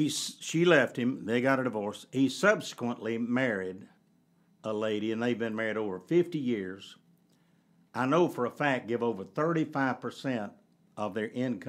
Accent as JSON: {"language": "English", "region": "the South", "country": "United States", "tie": "born or raised there", "said": "in the culture in which I grew up in the South, you just didn't, divorce was an anomaly."}